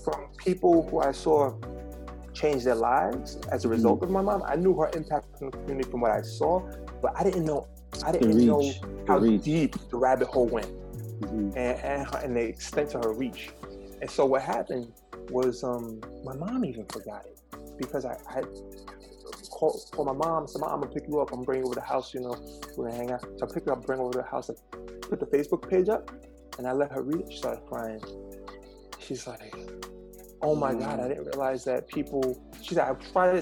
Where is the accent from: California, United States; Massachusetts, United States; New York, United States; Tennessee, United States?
New York, United States; New York City; moved away as an adult; I was able to leave Red Hook projects